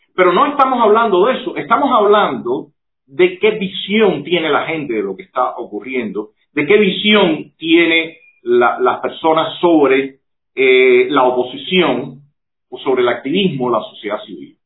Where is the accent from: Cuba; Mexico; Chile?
Cuba; nosotros como cubanos